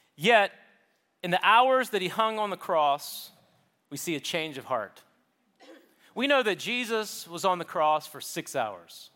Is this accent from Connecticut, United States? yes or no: no; Charleston, South Carolina, United States; where I grew up in South Carolina, Charleston